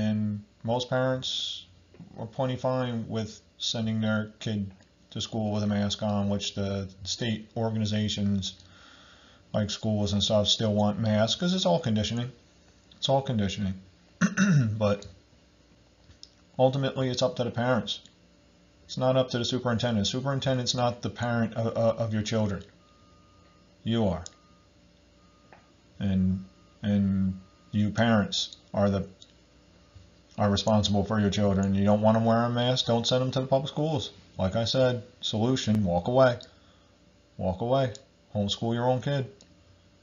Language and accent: English; United States; I'm from America